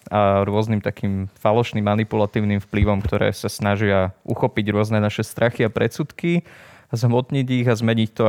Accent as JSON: {"language": "Slovak", "town": "Poprad", "region": "Prešov Region", "country": "Slovakia", "moved": "yes", "lives_now": "Bratislava, Slovakia", "said": "pochádzam z Popradu, žijem v Bratislave."}